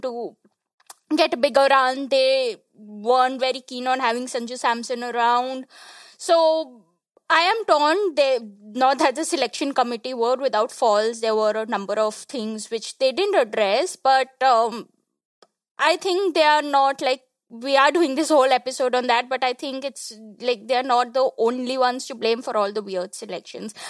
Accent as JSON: {"language": "English", "region": "West Bengal", "country": "India", "tie": "born or raised there", "said": "I'm from Bengal"}